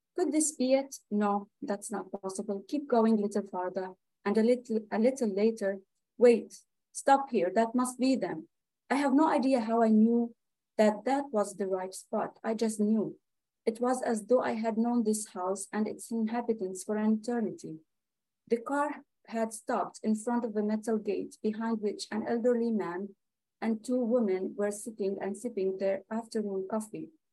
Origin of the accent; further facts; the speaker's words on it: Lebanon; moved away; i'm a palestinian refugee in lebanon